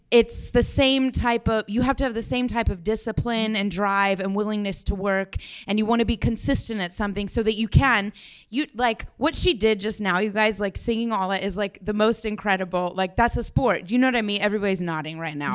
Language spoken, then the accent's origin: English; Denver, Colorado, United States